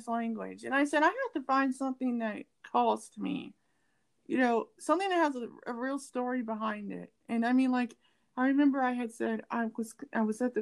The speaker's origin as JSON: {"language": "English", "country": "United States", "said": "I'm African American and I'm from the US"}